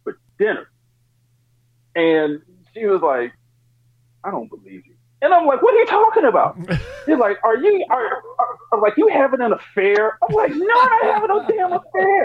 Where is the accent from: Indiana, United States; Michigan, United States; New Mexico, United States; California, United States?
California, United States; Oakland; I'm from Oakland.